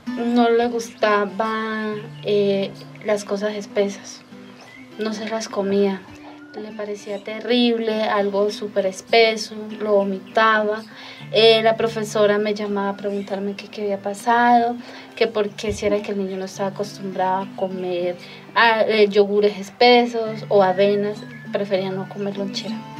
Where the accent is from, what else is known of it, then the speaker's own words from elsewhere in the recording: Charalá, Santander, Colombia; soy del municipio de Charalá